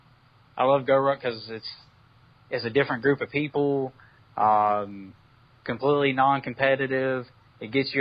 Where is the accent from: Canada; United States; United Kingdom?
United States; Mobile, Alabama; So Jacksonville is more like my climate at home. I'm from Mobile, Alabama